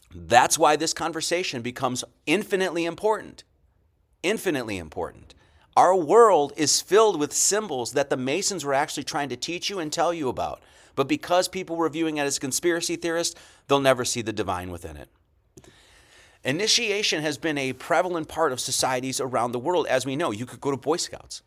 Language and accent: English; Monroe, Wisconsin, United States; I grew up in Monroe, Wisconsin, it's on the border of southern Wisconsin, Illinois